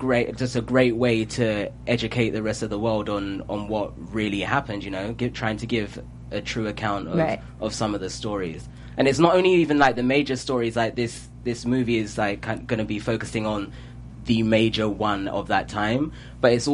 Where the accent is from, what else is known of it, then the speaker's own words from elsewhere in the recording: London, United Kingdom; accent: British; moved away as an adult; now in United States; born, grew up in London, and yeah, this is how I talk